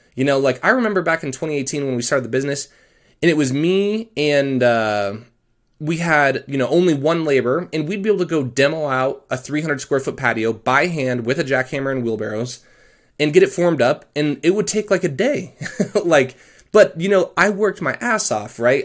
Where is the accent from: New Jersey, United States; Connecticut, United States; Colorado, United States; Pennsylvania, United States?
Colorado, United States; I'm actually from Colorado